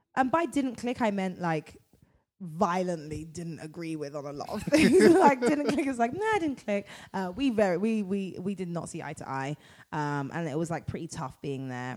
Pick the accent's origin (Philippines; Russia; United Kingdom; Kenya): United Kingdom; London; moved away as an adult; now in United States; I'm from London. My family are from the Caribbean, um, yeah. but I am originally. I was born in London.